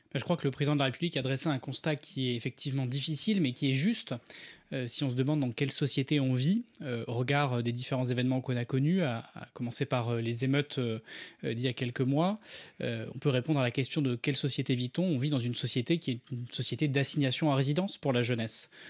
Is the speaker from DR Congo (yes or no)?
no; Ardèche, Auvergne-Rhône-Alpes, France; j'ai grandi en Ardèche